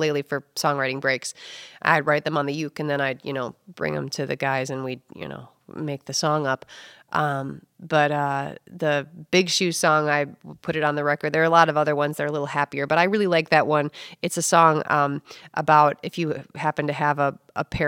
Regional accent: Rockford, Illinois, United States; also born or lived in Chicago, Illinois; I am originally from Rockford, Illinois. I grew up going to Rockford schools

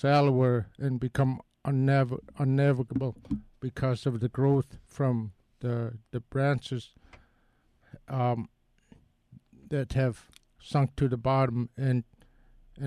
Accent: Nelson Island, Alaska, United States; where I come from Nelson Island

